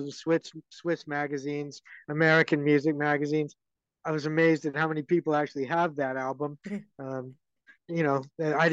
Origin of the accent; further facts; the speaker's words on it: Vancouver, British Columbia, Canada; also born or lived in Boston, Massachusetts; I'm from Canada, obviously. obviously I'm not from the UK. I'm from Vancouver